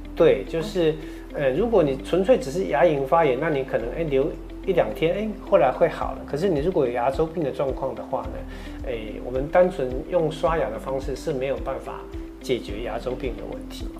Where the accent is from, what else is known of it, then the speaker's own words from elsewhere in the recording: Taiwan; 我们台湾人有一个习惯